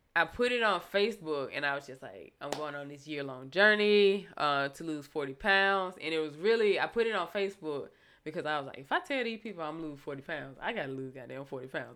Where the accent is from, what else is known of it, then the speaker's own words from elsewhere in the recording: Thomson, Georgia, United States; also born or lived in Fort Leavenworth, Kansas / Alaska; I say Thompson is my hometown